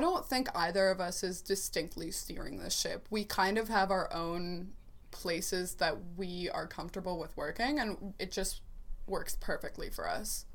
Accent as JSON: {"language": "English", "town": "Columbus", "region": "Ohio", "country": "United States", "said": "I'm from Columbus, Ohio"}